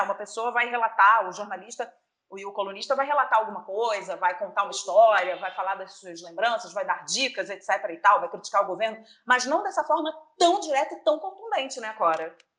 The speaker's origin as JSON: {"language": "Portuguese", "country": "Brazil"}